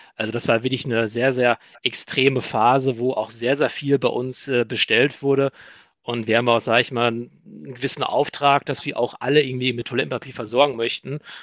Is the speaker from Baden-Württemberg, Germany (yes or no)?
no; Iserlohn, North Rhine-Westphalia, Germany; now in Dortmund, Germany; Gebürtig komme ich aber aus Iserlohn